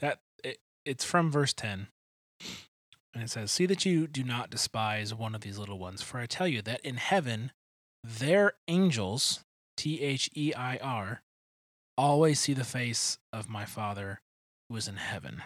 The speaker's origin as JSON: {"language": "English", "town": "Detroit", "region": "Michigan", "country": "United States", "moved": "yes", "said": "neither of us are from here. I'm from Detroit"}